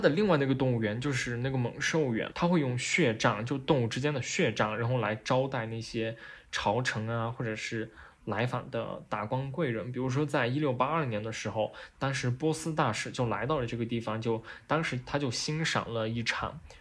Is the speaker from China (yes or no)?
yes; China; 就好像我们中国人看见所谓的麒麟那样的感觉